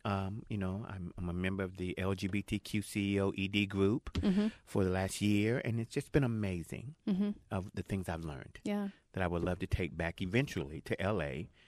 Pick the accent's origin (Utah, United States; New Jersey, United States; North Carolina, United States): North Carolina, United States; Jacksonville; I'm from Jacksonville.